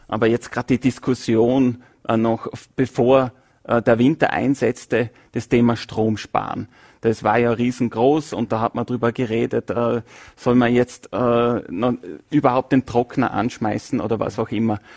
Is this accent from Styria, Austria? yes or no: no; Vorarlberg, Austria; von Vorarlberger zu gebürtigem Wiener